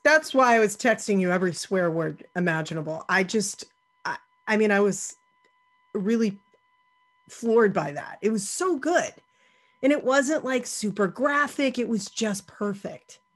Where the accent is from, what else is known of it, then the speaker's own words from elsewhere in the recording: near Salem, Massachusetts, United States; I grew up near Salem